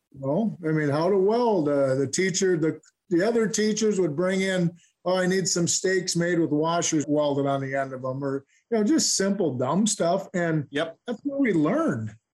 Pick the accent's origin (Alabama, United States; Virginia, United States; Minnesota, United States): Minnesota, United States; Stillwater; I'm from Stillwater, Minnesota. I was born and raised here. I'm still living here.